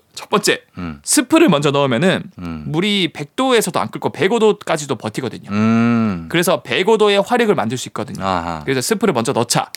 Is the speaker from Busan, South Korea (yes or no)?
yes; Busan, South Korea; moved away; 제 고향이 또 부산이기도 하고.